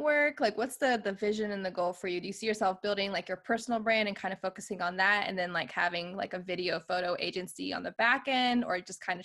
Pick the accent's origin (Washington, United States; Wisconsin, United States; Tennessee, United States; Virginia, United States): Virginia, United States; Virginia Beach; now in California, United States; my husband and I were originally from the East Coast. We're actually from Virginia Beach, Virginia